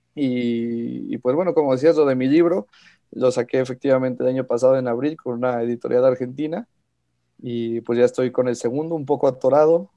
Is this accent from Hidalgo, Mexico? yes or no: yes; Pachuca, Hidalgo, Mexico; also born or lived in Mexico City; yo nací en la Ciudad de México, pero llevo viviendo toda mi vida prácticamente en Pachuca.